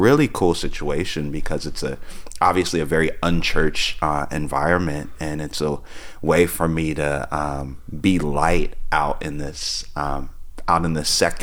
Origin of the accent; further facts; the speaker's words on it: New Jersey, United States; moved away as an adult; also born or lived in Tulsa, Oklahoma; grew up in actually inner city New Jersey